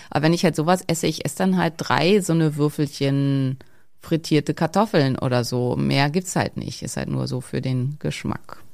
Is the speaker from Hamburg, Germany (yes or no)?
no; Schleswig-Holstein, Germany; ich komme halt aus Schleswig-Holstein, bei uns ist alles Hack